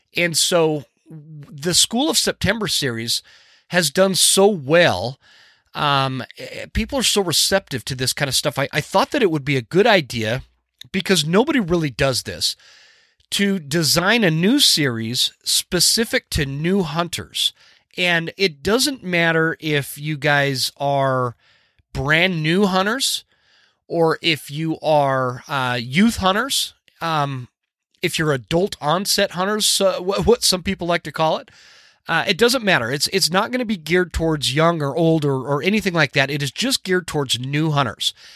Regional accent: the West, United States; I grew up in the West, where we hunted

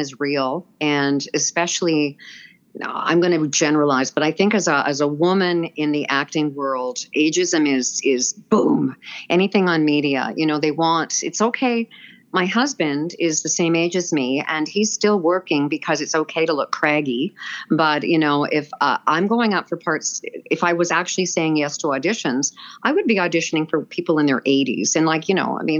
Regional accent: Vancouver, British Columbia, Canada; I'm born and raised in Vancouver

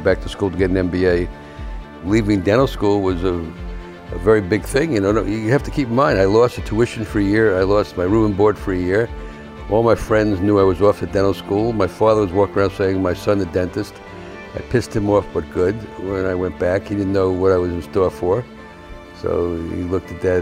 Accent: New York City, New York, United States; I grew up in the South Bronx with four other guys

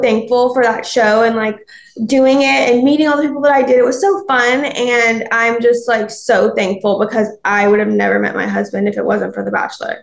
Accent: Alabama, United States; I'm from Alabama

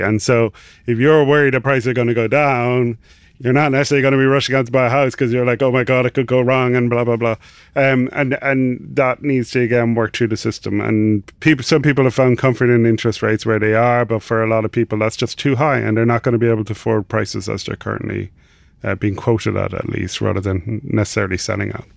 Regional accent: Ireland; accent: Irish; also born or lived in Dublin; I'm Irish, uh, obviously from the accent

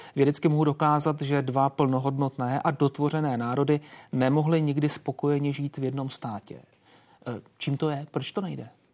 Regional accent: Czechia

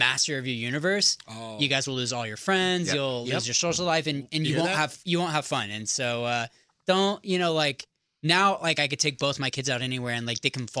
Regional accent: San Diego, California, United States; also born or lived in Walnut Creek, California; I grew up in San Diego, though.

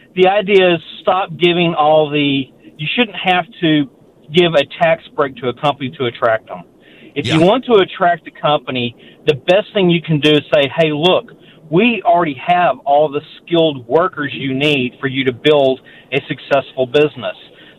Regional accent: Longview, Texas, United States; I grew up on Natchitoches meat pies, and for Thanksgiving, after we would eat our Thanksgiving turkey, well, chicken and dressing, in Longview, Texas, we would drive down to Natchitoches

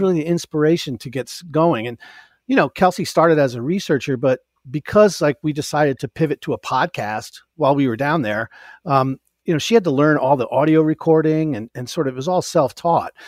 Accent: upstate New York, United States; now in New York City, United States; I'm originally from upstate New York

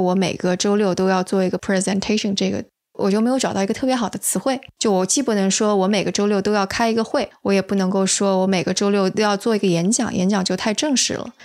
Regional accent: China; now in United States; 同样我们都是从中国来的

